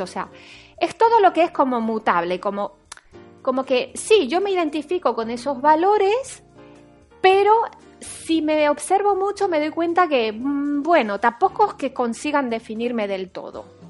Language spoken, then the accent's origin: Spanish; Paris, Île-de-France, France; now in Spain; yo nací en París, en Francia